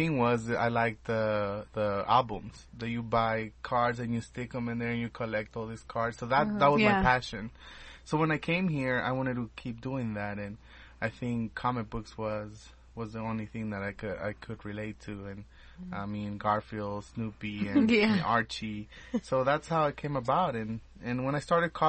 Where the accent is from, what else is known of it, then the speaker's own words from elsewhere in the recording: El Salvador; moved away; I'm from El Salvador